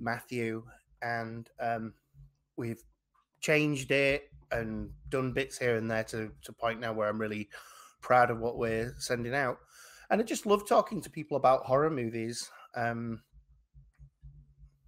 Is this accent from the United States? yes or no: no; England, United Kingdom; obviously I'm an English person